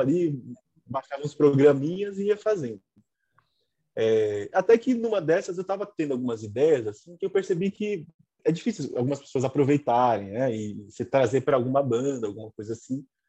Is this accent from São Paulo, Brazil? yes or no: yes; São Paulo, Brazil; also born or lived in Lapa, São Paulo; Aí fui para Peru fiquei a minha infância